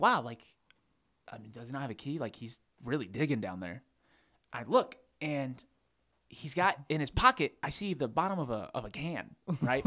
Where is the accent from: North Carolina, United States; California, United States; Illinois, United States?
North Carolina, United States; Charlotte; moved away as an adult; now in Boone, United States; we're from Charlotte.